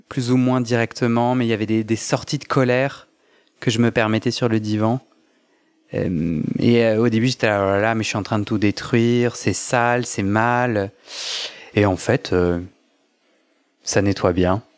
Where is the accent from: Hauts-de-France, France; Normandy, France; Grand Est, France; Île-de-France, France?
Île-de-France, France; Versailles; grandi à Versailles dans un milieu assez conservateur